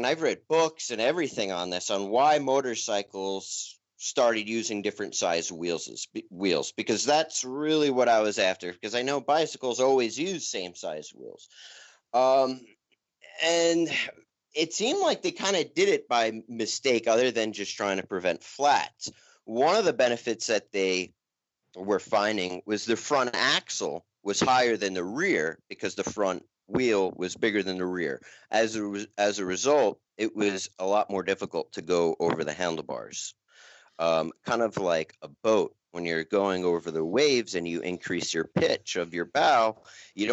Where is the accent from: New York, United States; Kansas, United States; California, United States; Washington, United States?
New York, United States; also born or lived in Asheville, North Carolina; now in Colorado Springs, United States; I'm from New York